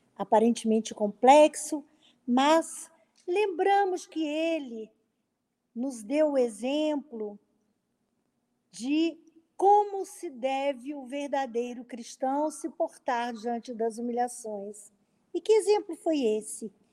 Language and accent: Portuguese; interior of Minas Gerais, Brazil; Eu sou do interior de Minas